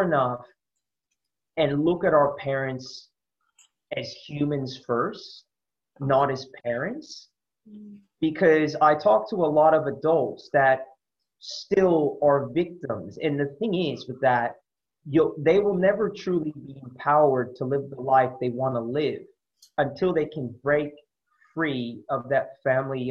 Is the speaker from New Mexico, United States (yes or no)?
no; San Francisco Bay Area, California, United States; moved away as an adult; also born or lived in Sydney, Australia; now in Australia; growing up in the Bay Area